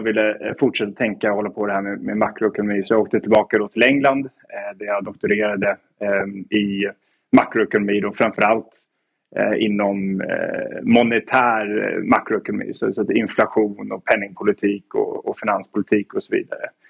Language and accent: Swedish; Stockholm, Stockholm County, Sweden; moved away as an adult; also born or lived in Edinburgh / New York / Oxford; now in London, United Kingdom; född och uppvuxen i, i Stockholm men har väl tillbringat egentligen hela mitt vuxna liv då utomlands